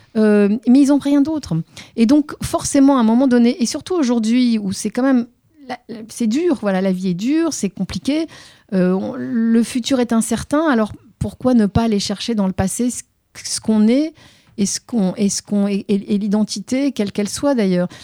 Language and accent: French; Tunis, Tunis Governorate, Tunisia; moved away; je suis une Tunis mémoise, puisque je suis née à Tunis même